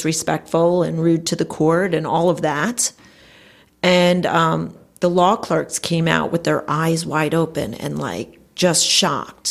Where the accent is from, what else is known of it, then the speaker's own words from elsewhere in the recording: Passaic County, New Jersey, United States; also born or lived in Cherry Hill area, New Jersey; I grew up in North Jersey in Passaic County.